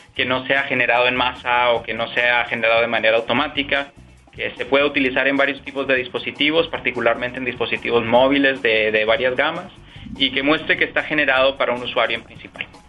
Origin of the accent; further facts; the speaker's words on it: Peru; moved away as an adult; also born or lived in Washington, D.C., United States; now in Ireland; Yo me crié en el Perú